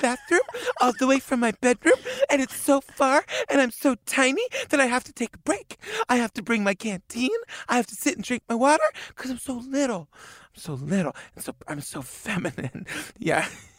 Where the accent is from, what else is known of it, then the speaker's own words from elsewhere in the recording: Cape Cod, Massachusetts, United States; Growing up on Cape Cod, you'd go fishing sometimes.